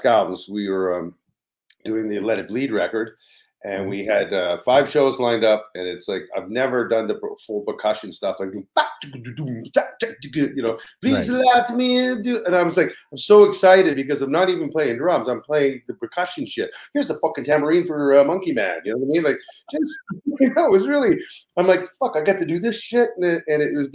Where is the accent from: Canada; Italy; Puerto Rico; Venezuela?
Canada; Ottawa, Ontario; now in Toronto, Canada; I grew up in Ottawa, so it was like, when I moved to Toronto